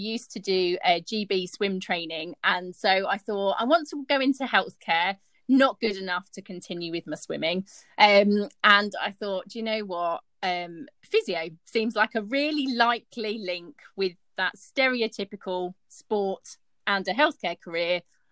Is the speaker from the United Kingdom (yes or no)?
yes; Henley-on-Thames, South East England, United Kingdom; moved away as an adult; also born or lived in Sheffield; I've just moved lock, stock and barrel. Up to Sheffield. I come from Henley-on-Thames